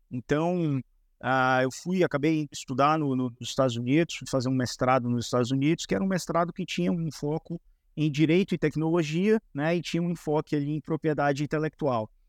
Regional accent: Bahia, Brazil; now in São Paulo, Brazil; Eu sou, eu sou da Bahia. É Mas já faz tempo. O sotaque já, ficou para trás, pô.

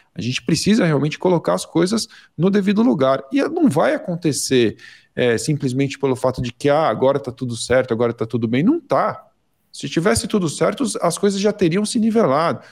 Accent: Brazil; eu sou do Brasil

